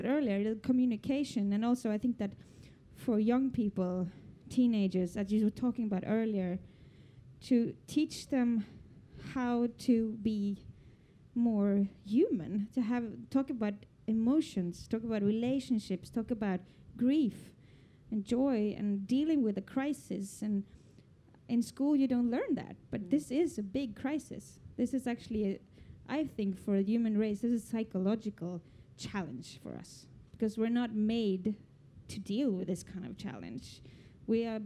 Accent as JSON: {"language": "English", "country": "Norway", "said": "I come from Norway, you know, our biggest income is oil and gas"}